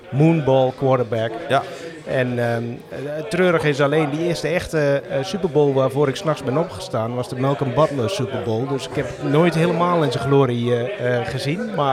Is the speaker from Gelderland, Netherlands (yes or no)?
yes; Achterhoek, Gelderland, Netherlands; now in Eindhoven, Netherlands; Geboren en getogen in Achthoek.